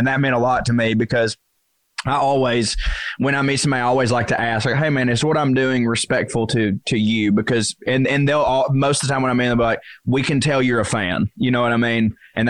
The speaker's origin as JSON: {"language": "English", "region": "Tennessee", "country": "United States", "tie": "born or raised there", "said": "I grew up in East Tennessee, all right? Those are where my people are, God damn it."}